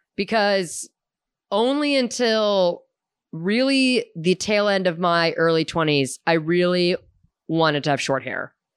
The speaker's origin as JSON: {"language": "English", "town": "Houston", "region": "Texas", "country": "United States", "tie": "born or raised there", "also_born_or_lived": "St. Louis, Missouri", "said": "growing up in Hume and Houston"}